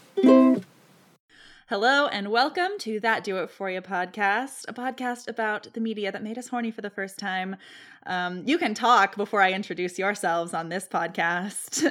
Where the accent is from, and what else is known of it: Ireland; accent: Irish